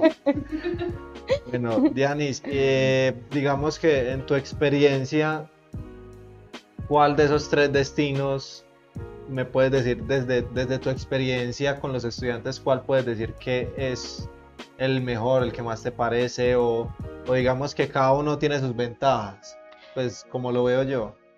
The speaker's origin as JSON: {"language": "Spanish", "country": "Colombia", "said": "yo que soy un chico colombiano"}